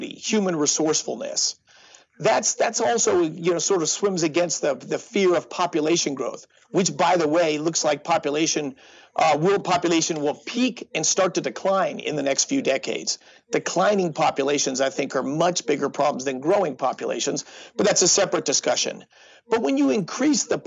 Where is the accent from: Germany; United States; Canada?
United States; Denver, Colorado; I grew up in Denver. We had the brown cloud when I was a kid